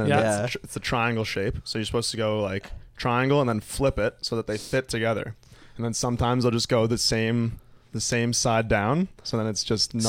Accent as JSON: {"language": "English", "town": "Toronto", "region": "Ontario", "country": "Canada", "said": "I'm from Toronto, Ontario."}